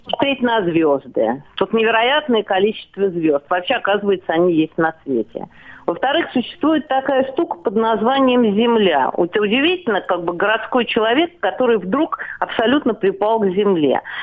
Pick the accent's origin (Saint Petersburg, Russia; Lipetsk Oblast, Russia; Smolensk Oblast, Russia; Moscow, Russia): Moscow, Russia; прожив всю свою жизнь в городе Москва